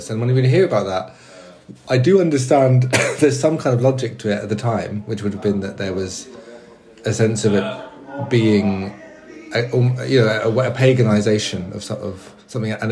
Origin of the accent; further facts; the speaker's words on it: Brighton, South East England, United Kingdom; my hometown, has